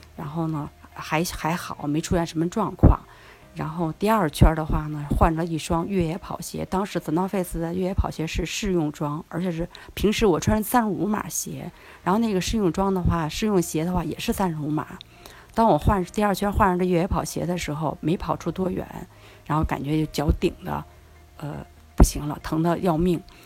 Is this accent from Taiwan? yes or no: no; Beijing, China; also born or lived in Nankou; now in Changping, China; 自己从小在山里长大